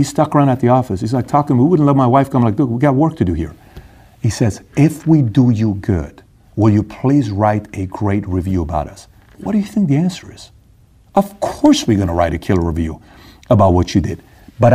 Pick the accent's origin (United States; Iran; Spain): Iran; moved away; I'm from Iran